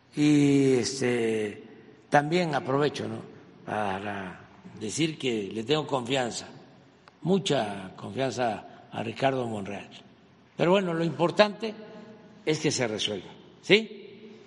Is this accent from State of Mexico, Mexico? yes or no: no; a village near Macuspana, Tabasco, Mexico; now in Mexico City, Mexico; yo vengo de un pueblo que no había camino y cuando se hizo la brecha y se salía, había un jeep de mi pueblo